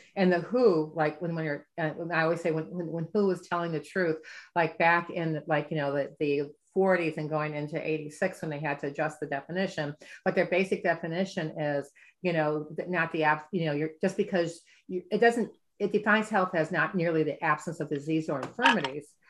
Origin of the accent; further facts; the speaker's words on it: Midwest, United States; I'm from the Midwest.